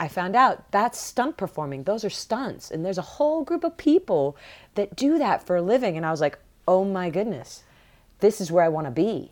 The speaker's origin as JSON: {"language": "English", "town": "Barnhart", "region": "Missouri", "country": "United States", "tie": "born or raised there", "also_born_or_lived": "Boston, Massachusetts / Atlanta, Georgia", "moved": "as an adult", "said": "growing up in Missouri, growing up in Barnhart"}